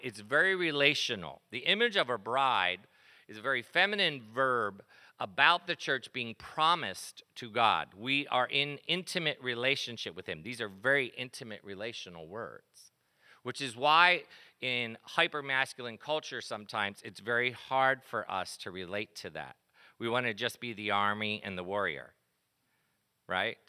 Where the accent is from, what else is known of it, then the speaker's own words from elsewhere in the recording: East Coast, United States; I grew up on the East Coast